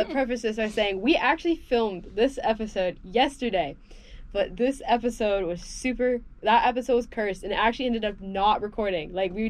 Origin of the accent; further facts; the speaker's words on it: Houston, Texas, United States; moved away; my hometown of Houston.